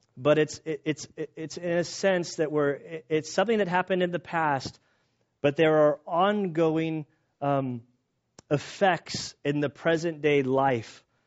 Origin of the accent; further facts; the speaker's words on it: San Diego, California, United States; we're from San Diego